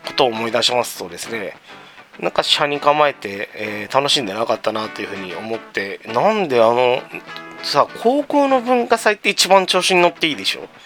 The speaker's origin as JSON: {"language": "Japanese", "town": "Tama", "region": "Tokyo", "country": "Japan", "tie": "born or raised there", "said": "僕の地元にあるこのチェーン店の紹介をしたいと思いますはいえー、店名極楽湯多摩センター店"}